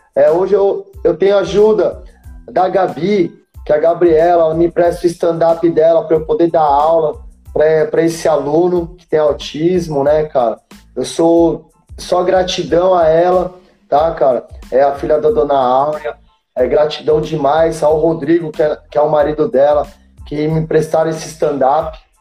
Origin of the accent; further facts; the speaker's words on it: Itanhaém, São Paulo, Brazil; moved away as an adult; Onde eu vim crescendo aqui em Itanhaém